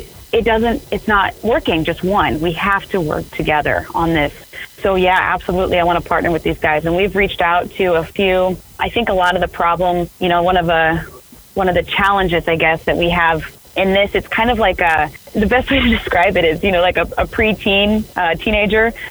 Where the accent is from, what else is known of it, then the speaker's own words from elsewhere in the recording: Cedar Rapids, Iowa, United States; moved away; I'm from Cedar Rapids, Iowa. So say I'm active duty, I come back home to Cedar Rapids, Iowa